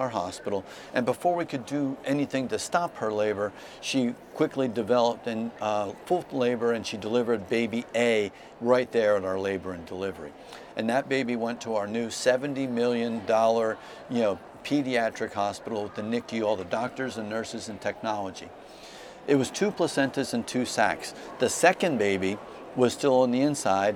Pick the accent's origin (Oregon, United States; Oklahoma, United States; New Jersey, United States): New Jersey, United States; my home state of New Jersey